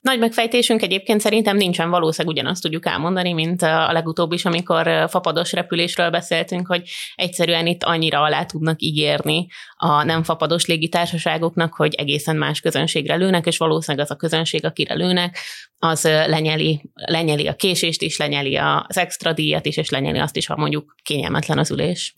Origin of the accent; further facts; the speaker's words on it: Hungary; nekem magyarként feltűnt